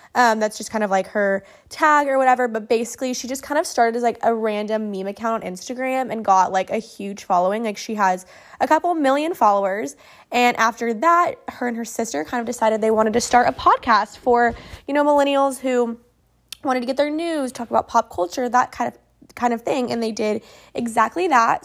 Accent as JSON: {"language": "English", "region": "Oklahoma", "country": "United States", "said": "I'm from Oklahoma"}